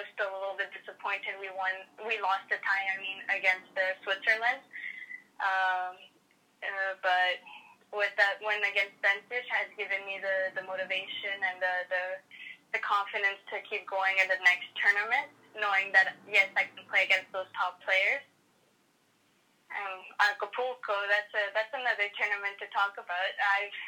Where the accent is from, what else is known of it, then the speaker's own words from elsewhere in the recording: Canada; I'm not Mexican, and I'm Canadian